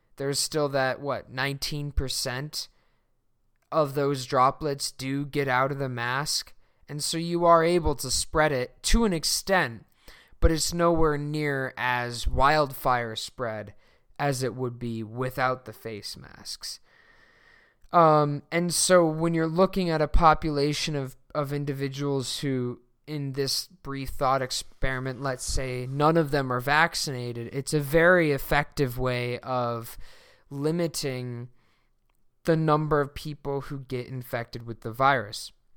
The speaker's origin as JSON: {"language": "English", "country": "Sweden", "moved": "yes", "said": "my home country of Sweden"}